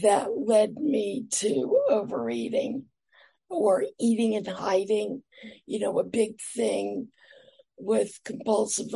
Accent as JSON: {"language": "English", "region": "New York", "country": "United States", "tie": "born or raised there", "also_born_or_lived": "Atlanta, Georgia", "said": "I moved to New York when I was nine"}